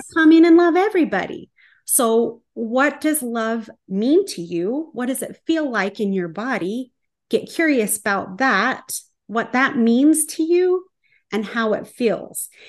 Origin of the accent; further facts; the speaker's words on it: small town Utah, United States; moved away; I'm staying at this Airbnb in my hometown